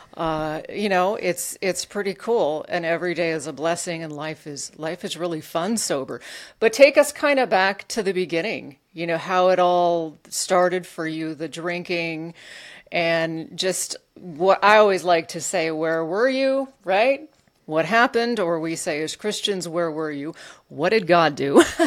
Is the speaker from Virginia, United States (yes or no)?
no; Alaska, United States; I grew up in Alaska